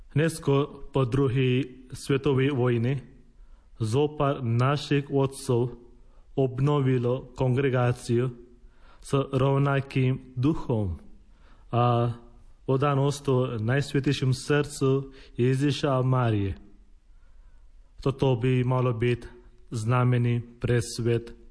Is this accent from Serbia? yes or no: no; India; Slovak is a second language; moved away as an adult; now in Slovakia; Som rada, že môžem povedať, že som z Indie.